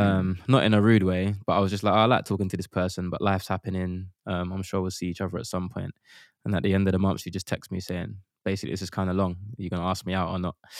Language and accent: English; London, United Kingdom; We grew up in Custom House in East London